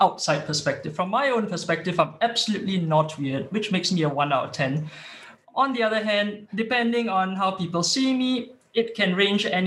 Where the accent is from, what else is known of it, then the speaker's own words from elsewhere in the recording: Singapore; moved away as an adult; now in Sweden; I was originally from Singapore and then popped over here to Sweden for work